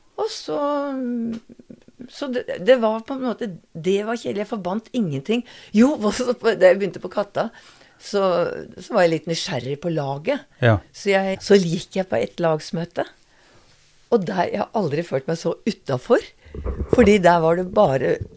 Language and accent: Norwegian; Oslo, Norway; jeg er født i Oslo. Mm. Bondegård i Oslo, med utedo. Ja. Og eh, til jeg var 16